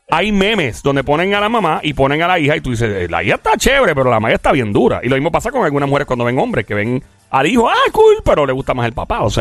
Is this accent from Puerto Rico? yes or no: yes; Carolina, Puerto Rico; el pueblo que la monta. Yo soy de Carolina.